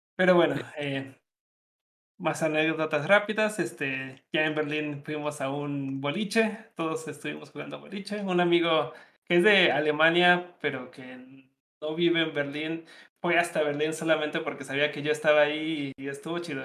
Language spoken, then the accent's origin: Spanish; Mexico; soy, soy de México.